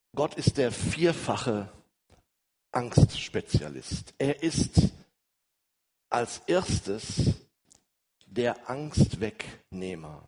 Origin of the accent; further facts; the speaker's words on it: Ruhr area, North Rhine-Westphalia, Germany; wie man so bei uns im Ruhrgebiet sagt